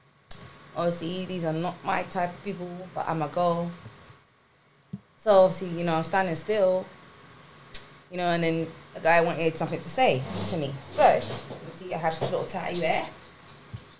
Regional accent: London, United Kingdom; I'm from South

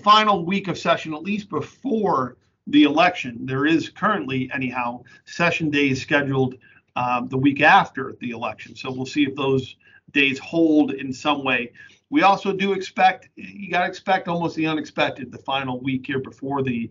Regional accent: New England, United States; also born or lived in Connecticut-New York border; now in Pennsylvania, United States; I'm from New England

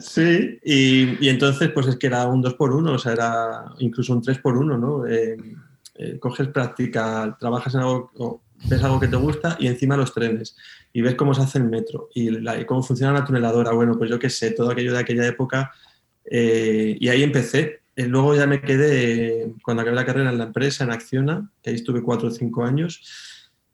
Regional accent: Moraleja, Extremadura, Spain; also born or lived in Madrid; now in Mérida, Spain; yo soy de la Sierra de Gata, del norte de Cáceres

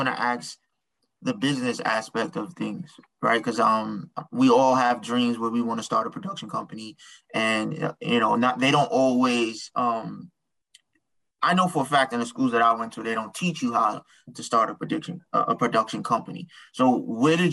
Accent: New York, United States; I'm from New York

